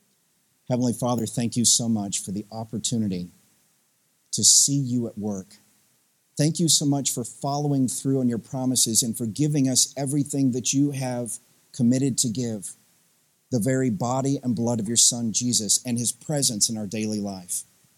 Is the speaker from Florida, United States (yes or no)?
no; Tennessee, United States; accent: Southern; now in Midwest, United States; I grew up in Southeast Tennessee, some of you guys know that about me, there's a wee tinge of Southern accent it's just still left after 20-something years in the Midwest.